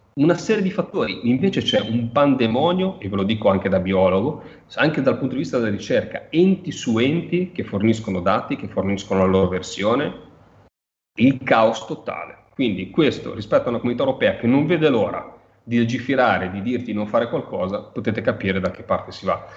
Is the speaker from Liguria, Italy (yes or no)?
yes; Liguria, Italy; da Ligure mi, mi interessa